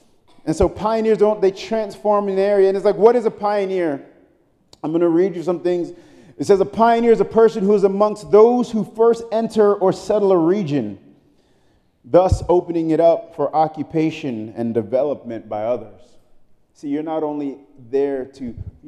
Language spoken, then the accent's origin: English; New York City, New York, United States; moved away; I'm from Brooklyn, New York. I grew up in the 90s.